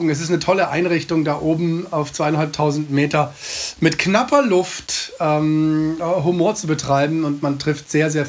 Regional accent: Munich, Bavaria, Germany; now in Freiburg, Germany; Ich bin gebürtiger Münchner, wie man dem Namen überhaupt nicht anhört. Und äh, ich vertusche auch den Dialekt. Ich wohne in Freiburg

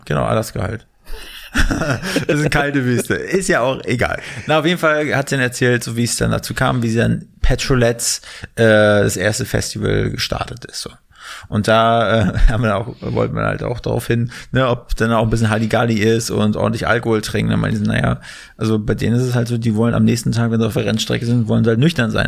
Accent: Mecklenburg-Vorpommern, Germany; Erik und ich aus MacPom sind, da ist das Ohr mal sehr empfindlich dafür

